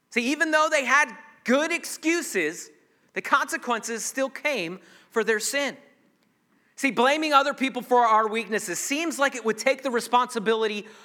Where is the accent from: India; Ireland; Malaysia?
Ireland; I, am a redhead, I'm Irish, I've got all these excuses as to why I have an anger issue.